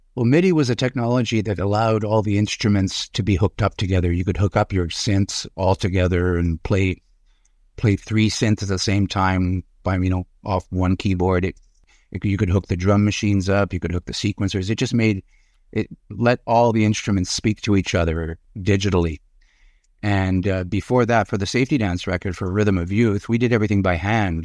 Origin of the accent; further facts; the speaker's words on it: Montreal, Quebec, Canada; also born or lived in Urbana, Illinois, United States; we moved to Montreal. I was three years old. and, uh, grew up there